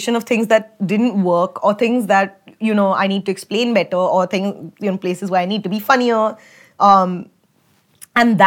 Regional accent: India; I'm from India

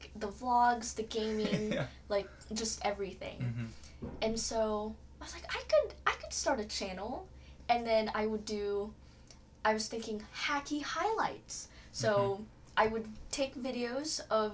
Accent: Kansas, United States; also born or lived in Philippines; I was born and raised in the Philippines, moved here around when I was 7 years old, and ever since then I've been here in the lovely state of Kansas

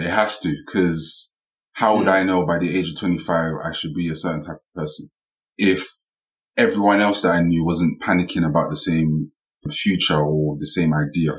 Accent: Nigeria; I'm Nigerian.

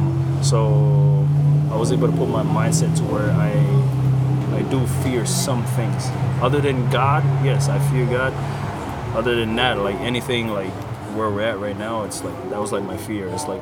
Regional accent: Lahaina, Hawaii, United States; I grew up in Lahaina, but I was in Kahana most of the time.

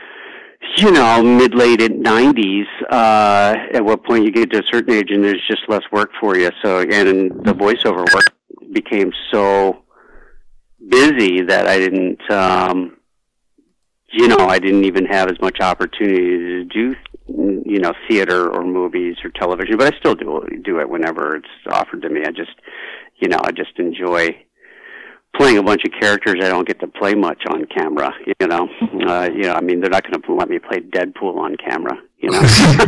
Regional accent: Baltimore, Maryland, United States; also born or lived in New York; now in California, United States; I'm from Baltimore originally

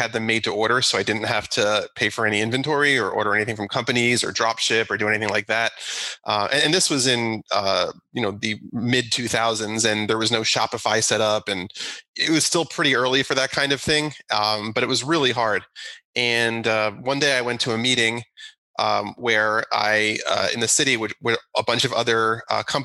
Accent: New Jersey, United States; moved away as an adult; also born or lived in Manhattan, New York; now in Long Island, New York, United States; I grew up in New Jersey

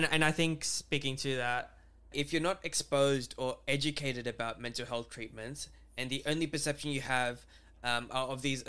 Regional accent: Australia; growing up in Australia.

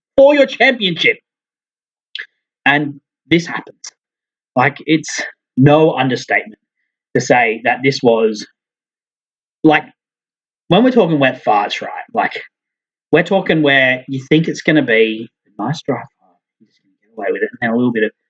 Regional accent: Australia; As an Aussie

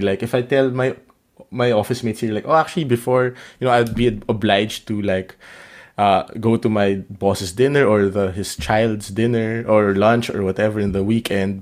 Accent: Philippines; moved away as an adult; also born or lived in Vietnam; I come from the Philippines

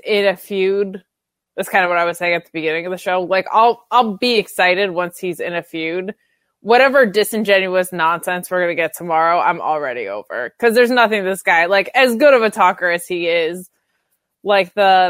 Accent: Northeast, United States; The Northeast.

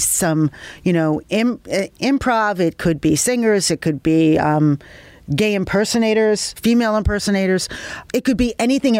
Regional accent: New York City, New York, United States; I grew up in Brooklyn, and I am Italian descent, went to Catholic school, went to college in the city here at City College and Fashion Institute.

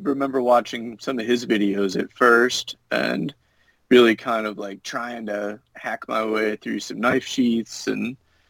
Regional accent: Illinois, United States; also born or lived in Virginia / Utah / New Hampshire; I've lived in Virginia, Utah. I'm from Illinois. Lived in New Hampshire for a while.

